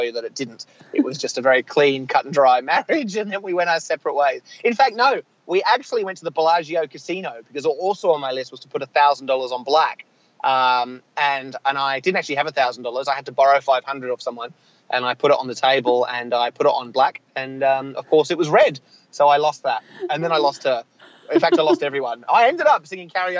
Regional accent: Australia; being an Australian, being somewhat sheltered growing up

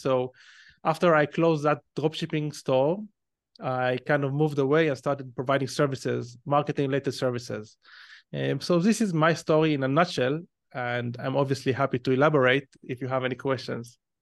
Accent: Israel; accent: Israeli; probably based on my accent, you can tell that I'm Israeli. So, like any other Israeli, when I was eighteen years old, um, I went to the army because it's mandatory in Israel

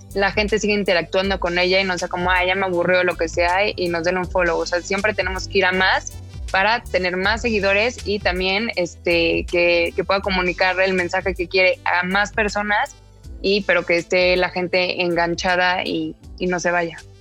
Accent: Mexico

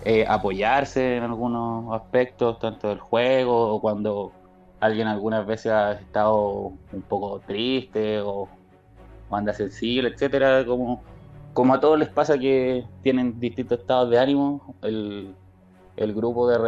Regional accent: Chile; número uno en cantidad somos chilenos

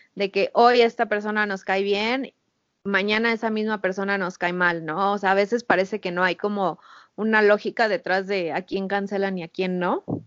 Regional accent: Mexico; nuestra experiencia como mexicanos

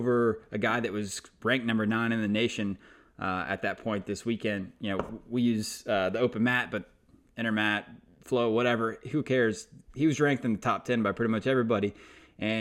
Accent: Georgia, United States; I'm from Georgia

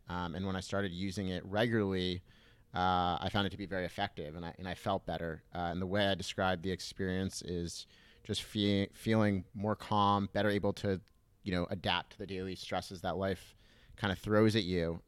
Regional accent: Southern California, United States; I grew up in Southern California, uh, in a little beach town

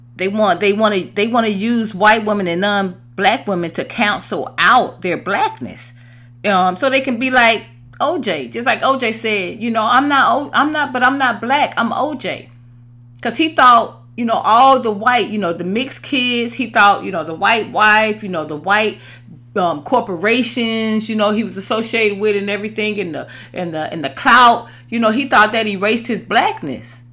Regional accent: Atlanta, Georgia, United States; moved away as an adult; also born or lived in Los Angeles; I was raised in the South, in Atlanta.

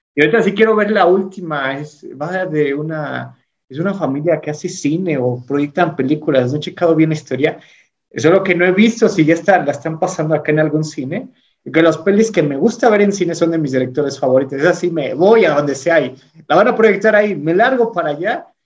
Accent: Singuilucan, Hidalgo, Mexico; aquí en mi pueblo, en Singilucan, eh, no había metaleros o cosas góticas

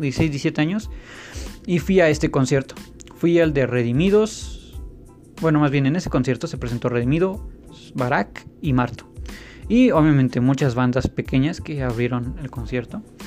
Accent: State of Mexico, Mexico; A pesar de que he vivido casi toda mi vida en el Estado de México y que nací en el Estado de México, todos mis estudios siempre han sido en la Ciudad de México

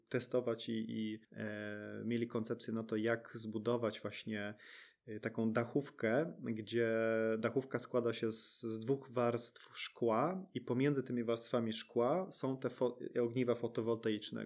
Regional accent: Sweden; moved away as an adult; now in Poland; my też dorastaliśmy w Szwecji

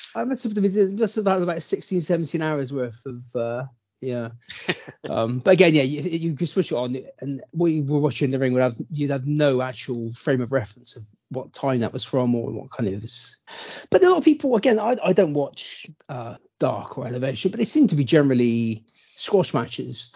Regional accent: Bristol, South West England, United Kingdom; We're from Bristol

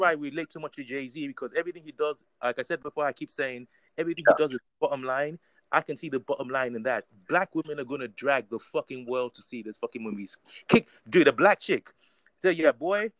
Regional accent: Nigeria; I'm Nigerian to the core. I was born there

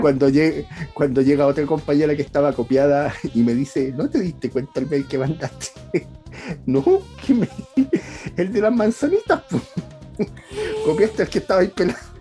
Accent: Valparaíso, Chile; uno que es de Valparaíso

